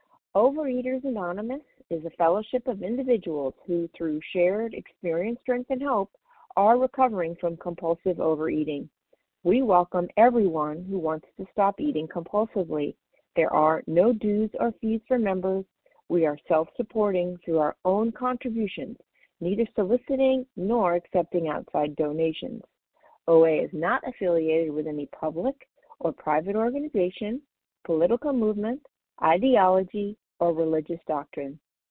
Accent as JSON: {"language": "English", "region": "Maryland", "country": "United States", "said": "recovered compulsive overeater from Maryland."}